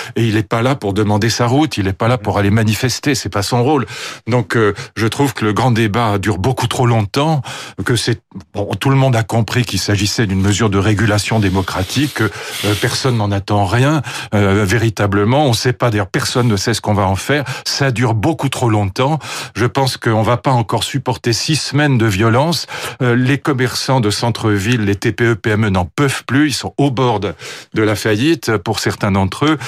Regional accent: France; je suis français

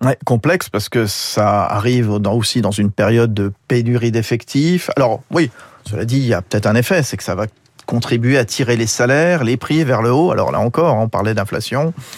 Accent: France; chez nous en France

